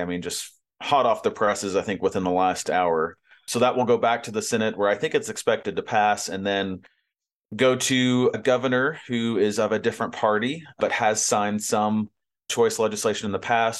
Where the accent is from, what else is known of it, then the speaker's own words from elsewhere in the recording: Arkansas, United States; moved away; Arkansas is my home state